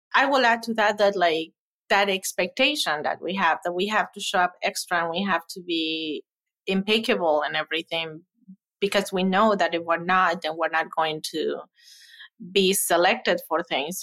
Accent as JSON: {"language": "English", "country": "Ecuador", "moved": "as an adult", "lives_now": "Madison, United States", "said": "I am originally from Ecuador, came here for college"}